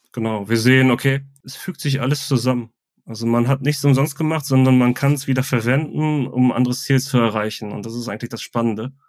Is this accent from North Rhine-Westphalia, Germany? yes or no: yes; Ruhr area, North Rhine-Westphalia, Germany; now in Bavaria, Germany; seitdem ich hier in Bayern wohne, also ich komme ursprünglich aus dem Ruhrgebiet